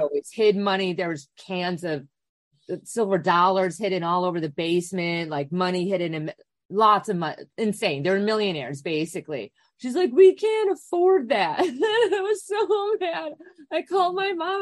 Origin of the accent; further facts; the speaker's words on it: Wisconsin, United States; I grew up in Wisconsin